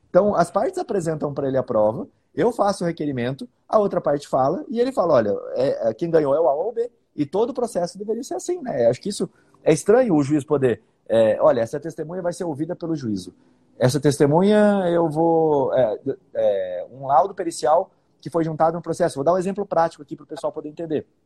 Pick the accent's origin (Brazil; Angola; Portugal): Brazil; Bauru, São Paulo; now in Campo Grande, Brazil; Eu sou de Bauru, interior de São Paulo, né? Eu nasci lá e depois, por causa do concurso, hoje eu, eu moro em Campo Grande. Já sou campo grandense, vamos dizer assim.